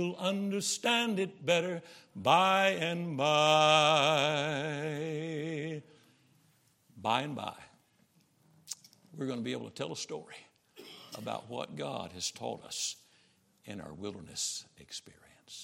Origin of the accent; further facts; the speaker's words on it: Camden, Arkansas, United States; I'm from Camden, Arkansas, just north of where you are